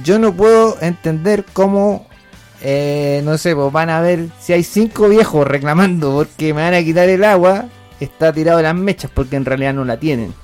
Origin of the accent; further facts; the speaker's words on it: Mincha, Coquimbo, Chile; un pueblo querido perdido en la cuarta región llamado Mincha, que mm, de donde soy oriundo